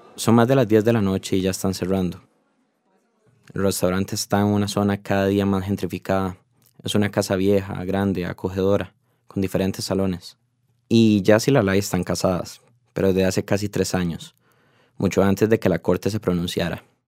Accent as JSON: {"language": "Spanish", "country": "Costa Rica", "said": "como tico que soy"}